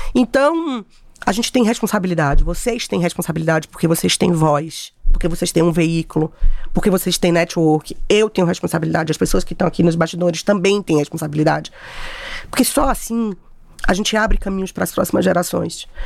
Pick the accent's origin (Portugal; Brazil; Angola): Brazil; Bahia; eu comecei minha carreira em Salvador, sou baiana